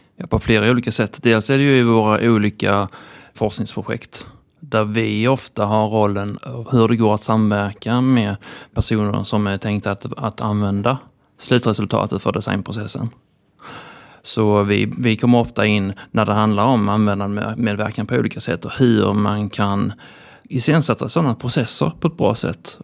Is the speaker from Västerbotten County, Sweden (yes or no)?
no; Lund, Skåne, Sweden; Eftersom jag kommer från Lund så då är man ju lite sådär kusinen från landet